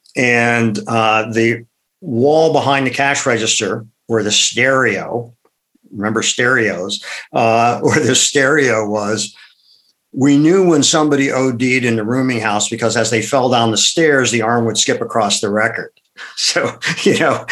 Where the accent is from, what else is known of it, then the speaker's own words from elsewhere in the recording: Akron, Ohio, United States; moved away; also born or lived in Madison, Wisconsin; I grew up in Akron, Ohio